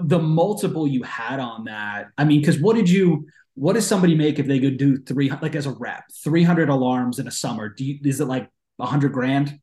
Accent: East Coast, United States; I'm from the East Coast

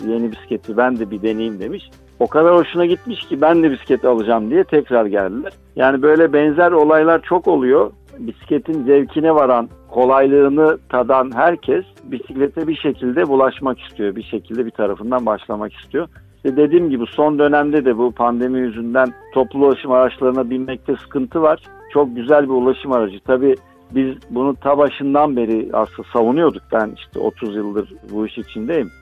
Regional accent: Turkey; now in Istanbul, Turkey; ben burada yaşıyorum.

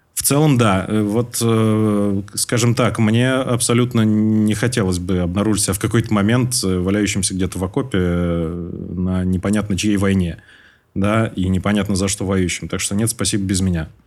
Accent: Moscow, Russia; moved away as an adult; now in Tashkent, Uzbekistan; Я всю свою сознательную жизнь прожил в Москве

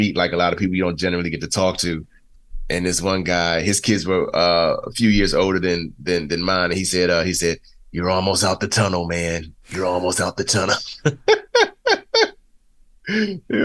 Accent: Prince George's County, Maryland, United States; moved away; I grew up in Prince George's County, Maryland

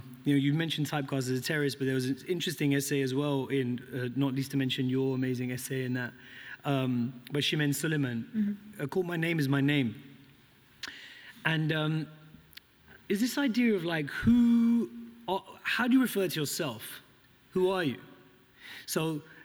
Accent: United Kingdom; As a British Pakistani who's grew up not being even called a Pakistani, but a Paki.

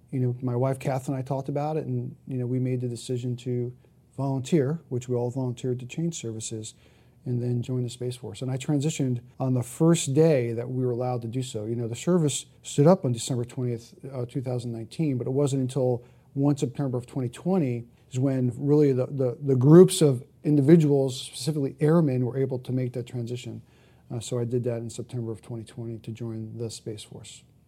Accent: Jersey City, New Jersey, United States; I grew up in Jersey City, New Jersey, right up the street from the Statue of Liberty

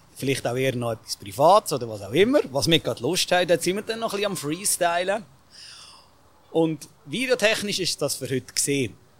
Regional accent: Bern, Switzerland; als Berner ist man dann sowieso mit dem Lokalpatriotismus noch ein bisschen eher zum Mundart, also Bern-Mundart.

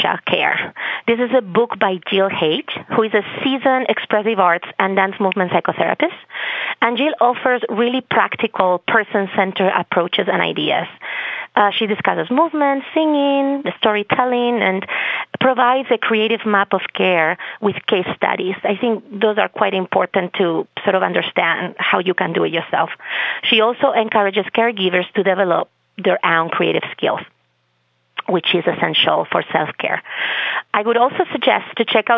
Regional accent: Spain; first language Spanish; English is a second language; moved away as an adult; also born or lived in Boston, Massachusetts; now in Massachusetts, United States; I come from Spain. That's my native language, even though I have a great Bostonian accent.

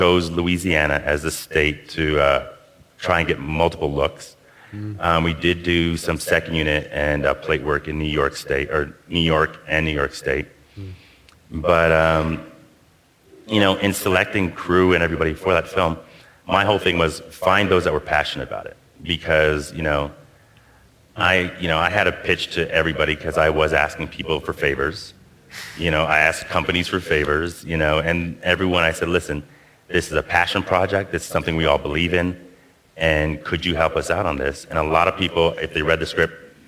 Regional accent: Toronto, Ontario, Canada; moved away; I'm originally from Toronto.

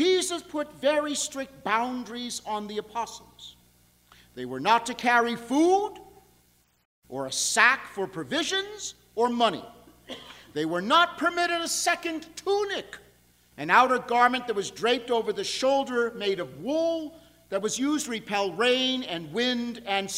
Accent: New York, United States; now in Buffalo, United States; I'm from New York.

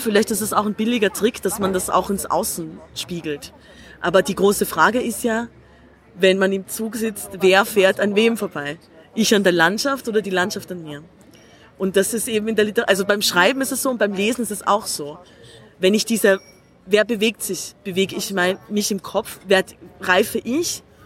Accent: Tyrol, Austria; now in Berlin, Germany; ich bin Tirolerin

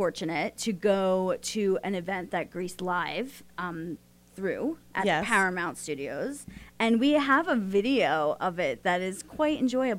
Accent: Ireland; I came from Ireland. I was back in Ireland a couple

